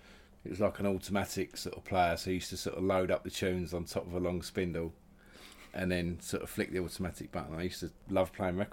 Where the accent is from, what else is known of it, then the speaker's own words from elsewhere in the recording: Loughton, East of England, United Kingdom; I like the fact that I grew up in Loughton. It was good, nice area, bit of both really, bit of everything there, sort of some lots of people from that have moved out of East London, settled there, including my mum and dad